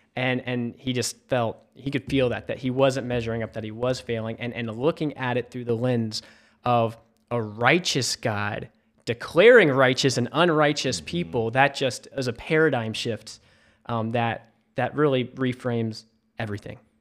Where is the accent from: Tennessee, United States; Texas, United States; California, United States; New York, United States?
Tennessee, United States; Memphis; moved away as an adult; also born or lived in South Carolina; now in Charleston, United States; I grew up in Memphis, Tennessee.